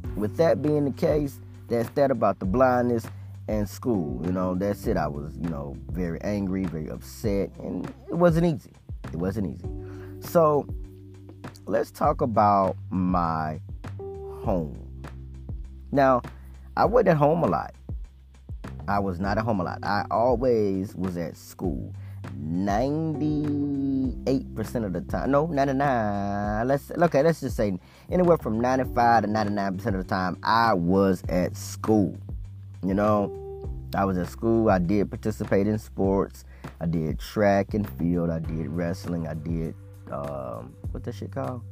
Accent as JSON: {"language": "English", "region": "Mississippi", "country": "United States", "tie": "born or raised there", "said": "I was born in Mississippi"}